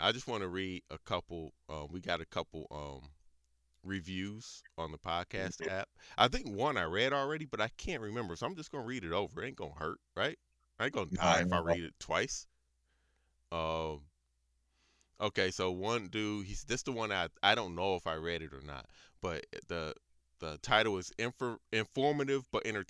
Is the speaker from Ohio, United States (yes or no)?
yes; Elyria, Ohio, United States; That's how I know it's somebody that I know personally because I'm from Elyria.